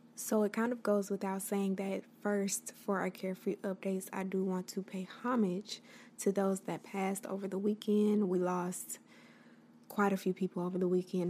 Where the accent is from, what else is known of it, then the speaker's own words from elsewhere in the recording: the South, United States; I am from the South.